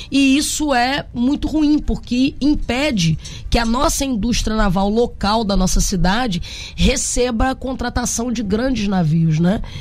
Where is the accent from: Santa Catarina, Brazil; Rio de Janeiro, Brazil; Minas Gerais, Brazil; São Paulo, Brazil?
Rio de Janeiro, Brazil; Niterói; um estaleiro referência da indústria naval nesse país, lá na minha cidade, em Niterói